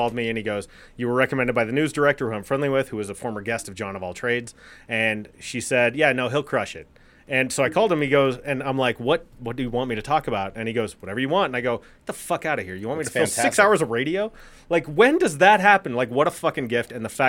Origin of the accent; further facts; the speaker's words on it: Colorado, United States; And the lifestyle, I'm not a Texan.